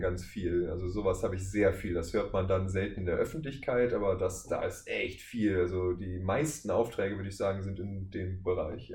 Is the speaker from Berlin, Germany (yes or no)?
no; Wuppertal, North Rhine-Westphalia, Germany; aus Wuppertal